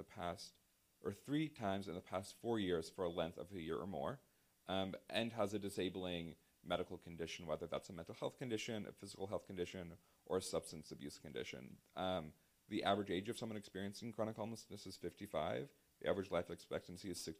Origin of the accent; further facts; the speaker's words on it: Virginia, United States; now in Washington, D.C., United States; my home state of Virginia